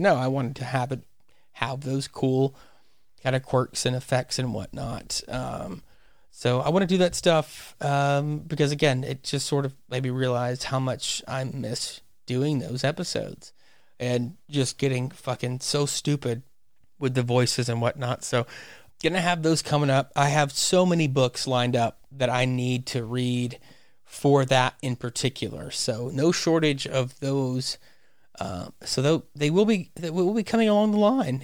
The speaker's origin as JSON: {"language": "English", "region": "Louisiana", "country": "United States", "tie": "born or raised there", "said": "in my home state. It's set in Louisiana."}